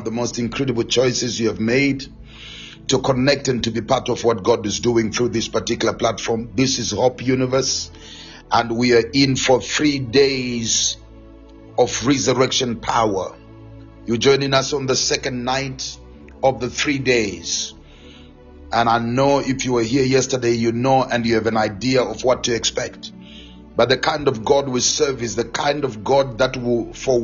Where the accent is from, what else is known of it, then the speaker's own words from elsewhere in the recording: Gweru, Midlands, Zimbabwe; moved away; Zimbabwe, Gweru, my hometown